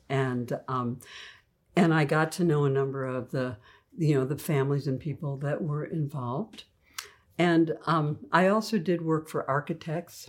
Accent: Oak Park, Illinois, United States; moved away as an adult; also born or lived in Oxford, Ohio; now in California, United States; I come from the Midwest, Oak Park, Illinois, home of, uh, Ernest Hemingway and Frank Lloyd Wright

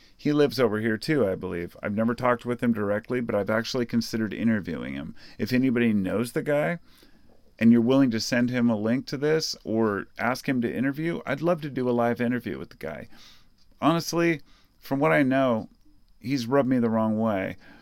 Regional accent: Portland, Oregon, United States; I grew up in Portland. I've lived here my whole life

